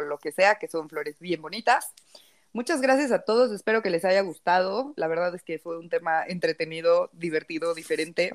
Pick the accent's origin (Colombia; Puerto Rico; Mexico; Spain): Mexico; Nosotros somos mexicanos en México